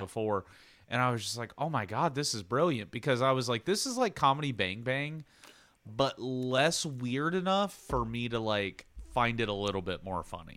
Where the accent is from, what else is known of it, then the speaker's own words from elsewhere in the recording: Xenia, Ohio, United States; I'm from Xenia, Ohio.